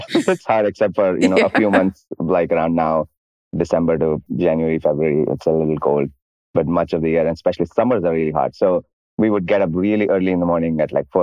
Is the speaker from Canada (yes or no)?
no; New Delhi, Delhi, India; moved away; I grew up in New Delhi in India